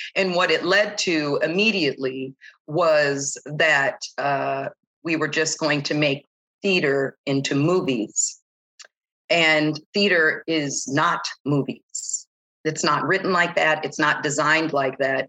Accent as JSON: {"language": "English", "town": "San Diego", "region": "California", "country": "United States", "tie": "born or raised there", "moved": "as an adult", "said": "San Diego is my hometown"}